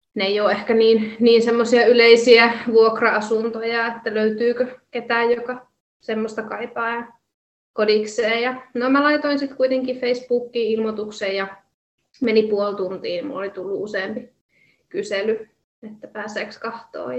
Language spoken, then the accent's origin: Finnish; Jyväskylä, Central Finland, Finland; moved away as an adult; also born or lived in Kuopio; mä oon suurimman osa elämääni asunut Jyväskylässä ja on ihan kaupunkilaistyttö tyttö ollut ja kaupungissa kasvanut.